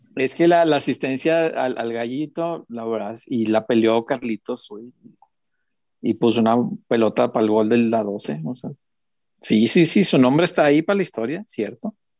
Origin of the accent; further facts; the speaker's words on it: Guadalajara, Jalisco, Mexico; soy tapatío